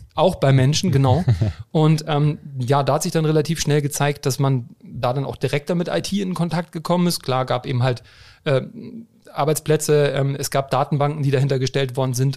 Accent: Hamburg, Germany; ich bin Hamburger Jung.

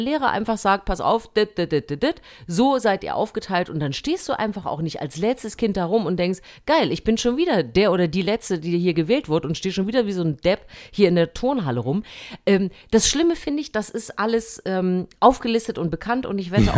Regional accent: Germany; moved away; also born or lived in West Germany; ich bin ja in, äh, im DDR-Sportunterricht groß geworden

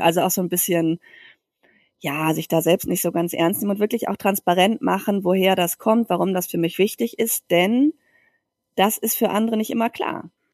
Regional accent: Germany; now in Barcelona, Spain; eine deutsche Mutter

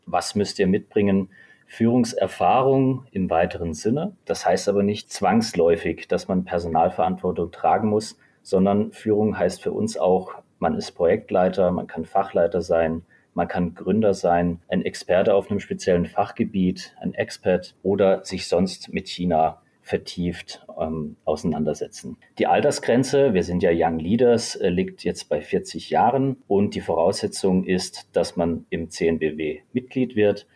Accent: Germany; bei uns in Deutschland

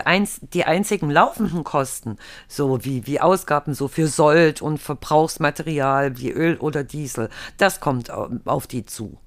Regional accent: Germany; bei uns früher in der DDR gewesen, wo ich herkomme.

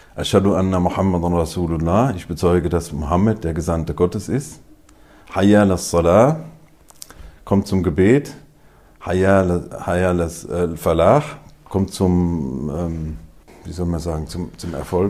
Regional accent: Groß-Bieberau, Hesse, Germany; now in Wiesbaden, Germany; aufgewachsen in Großbiberau

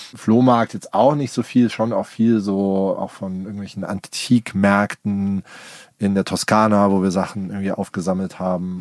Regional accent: Darmstadt, Hesse, Germany; moved away as an adult; also born or lived in Hamburg / Berlin; now in Allgäu, Germany; ich bin in Darmstadt aufgewachsen

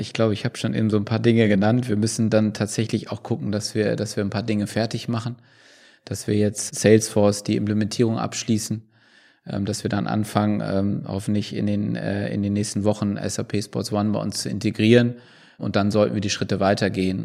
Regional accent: Bremen, Germany; als Bremer

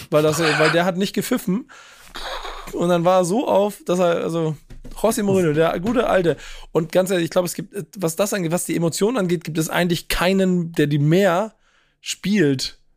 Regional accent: Bremen, Germany; Und ich weiß bis heute nicht, was Bremen gemacht hat was die Bremen, und ich bin Bremer, ne?

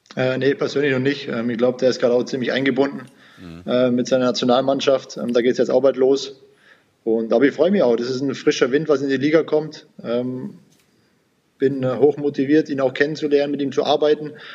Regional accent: Sonthofen, Bavaria, Germany; also born or lived in Mannheim; now in Augsburg, Germany; ich bin ja gebürtiger Allgäuer, Sonthofen

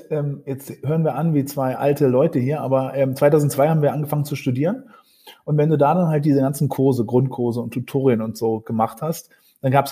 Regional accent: Norderney, Lower Saxony, Germany; also born or lived in Berlin; Ich bin ursprünglich in Berlin geboren, dann in Ostfriesland aufgewachsen, auf einer ostfriesischen Insel, Norderney

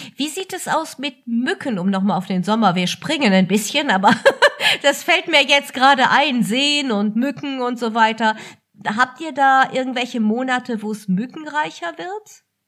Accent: Germany; hier bei uns in Deutschland

